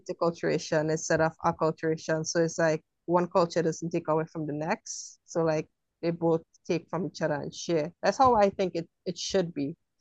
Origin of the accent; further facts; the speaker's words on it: Trinidad & Tobago; being from Trinidad, we don't celebrate Halloween like you guys